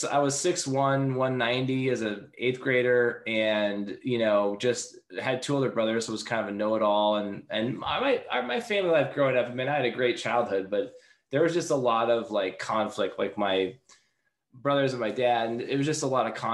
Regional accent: Seattle, Washington, United States; also born or lived in Los Angeles; I'm from Seattle

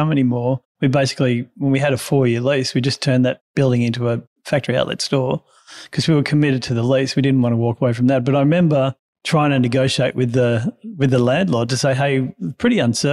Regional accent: country Victoria, Australia; also born or lived in Canberra, Australian Capital Territory; I was born in Canberra and then our family moved to country Victoria

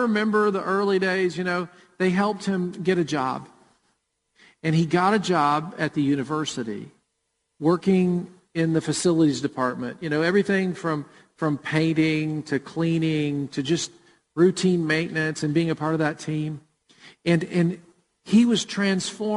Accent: Murfreesboro, Tennessee, United States; born or raised there

